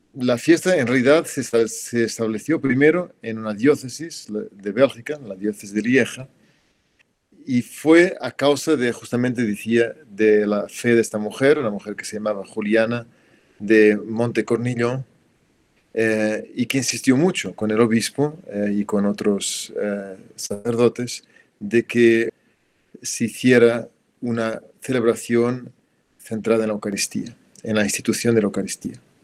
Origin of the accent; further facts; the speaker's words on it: Portugal; moved away; también en mi país, en Portugal, se celebra el jueves